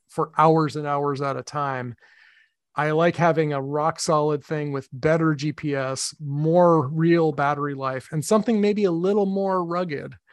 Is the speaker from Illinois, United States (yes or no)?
no; Medford, Massachusetts, United States; Medford in my hometown